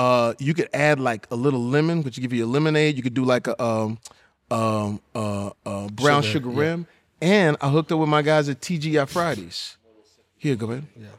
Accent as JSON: {"language": "English", "region": "the South", "country": "United States", "said": "I'm from the South. It's Southern."}